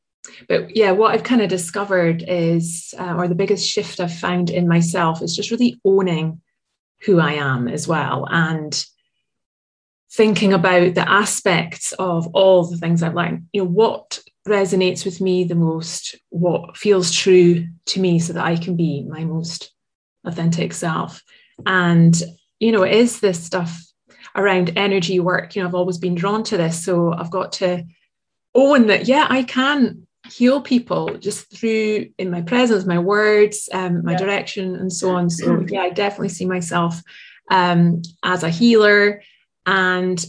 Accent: Aberdeen, Scotland, United Kingdom; living in my hometown of Aberdeen

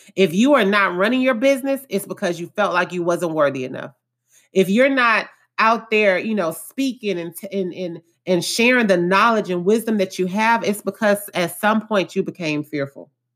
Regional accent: Houston, Texas, United States; I was born and raised in Acres Home, which is one of the more lower income areas of Houston, Texas.

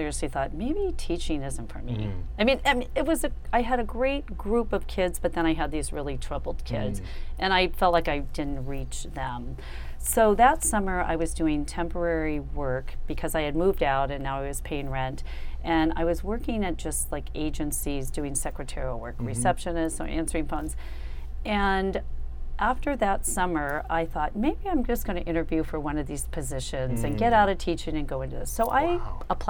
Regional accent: Ohio, United States; moved away as an adult; I'm from Ohio

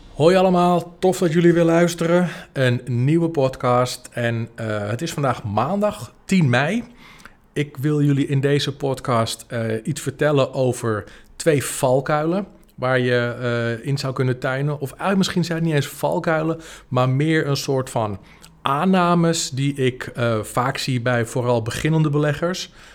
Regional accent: Apulia, Italy; moved away; de provincie Puglia, waar, eh, waar ik vandaan kom.

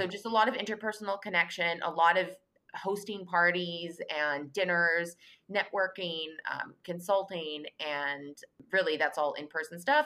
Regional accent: Canada; now in New York, United States; I'm a Canadian now living in New York.

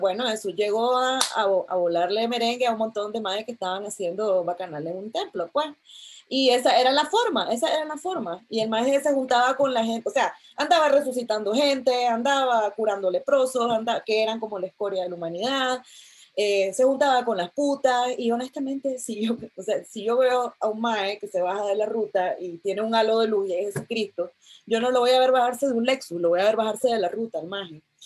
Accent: Nicaragua; mis padres me enviaron a un colegio, a uno de los pocos colegios laicos de, de Nicaragua

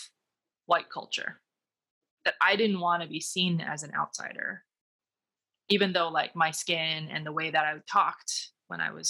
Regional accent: United States; owning my Chinese, Taiwanese, Americanness in a way that's unique from being identified as strictly American or strictly Chinese/Taiwanese

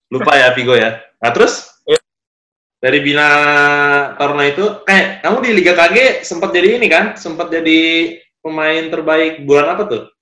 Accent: Jakarta, Indonesia; Asli Jakarta, Bang.

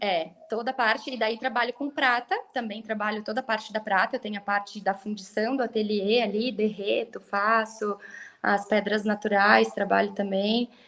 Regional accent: Brasília, Federal District, Brazil; moved away as an adult; also born or lived in Paraná / Gramado / Três Coroas / New Zealand; now in Brasília, Brazil; eu cresci em Brasília

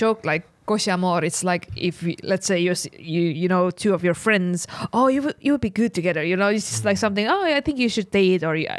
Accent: Estonia; I'm from Estonia.

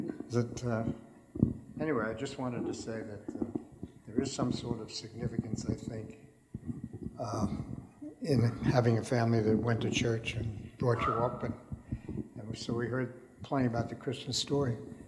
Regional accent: Brooklyn, New York, United States; And in spite of the fact that I came from Brooklyn, I managed to learn to speak English instead of Brooklynese, but it was quite difficult, I can assure you.

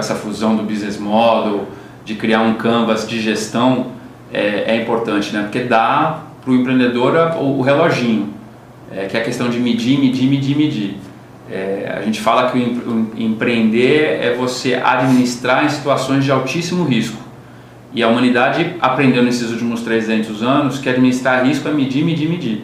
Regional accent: Brazil; A gente, como brasileiro

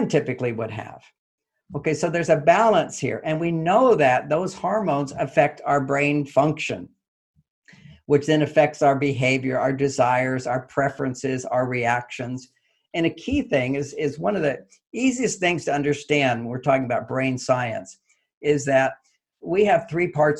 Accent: Texas, United States; I grew up in Texas

